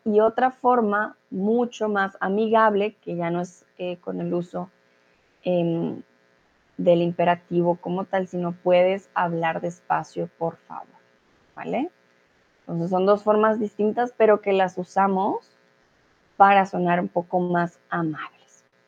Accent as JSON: {"language": "Spanish", "country": "Colombia", "said": "soy de Colombia"}